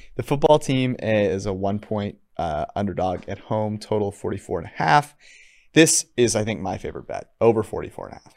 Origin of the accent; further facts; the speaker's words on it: California, United States; I'm from California